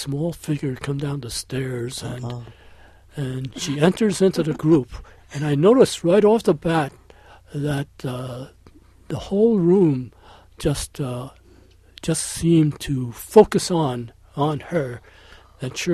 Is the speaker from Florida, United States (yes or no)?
no; New York, United States; I was born in New York